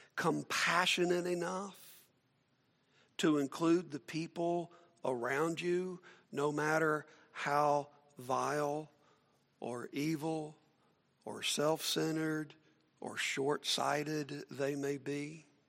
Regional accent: Atlanta, Georgia, United States; I grew up in Atlanta

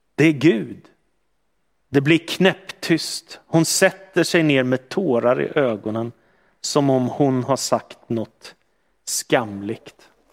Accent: Stockholm, Stockholm County, Sweden; växte jag upp i en miljö som var ganska sekulariserad i Stockholm

